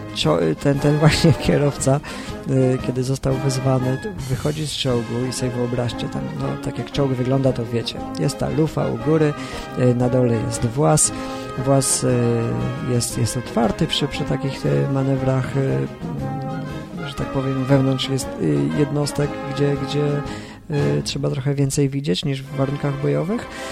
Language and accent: Polish; Bydgoszcz, Kuyavian-Pomeranian Voivodeship, Poland; przyjeżdżałem do Bydgoszczy, skąd pochodzę